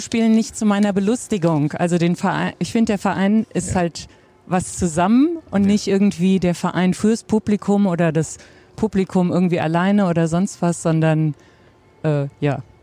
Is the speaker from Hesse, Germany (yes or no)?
yes; Offenbach am Main, Hesse, Germany; now in Butzbach, Germany; Also eigentlich komme ich ursprünglich aus Offenbach.